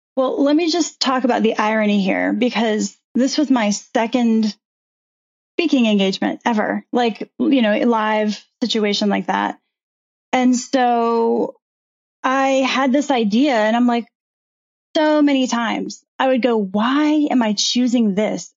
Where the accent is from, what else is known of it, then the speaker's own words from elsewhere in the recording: Virginia Beach, Virginia, United States; I grew up in Virginia Beach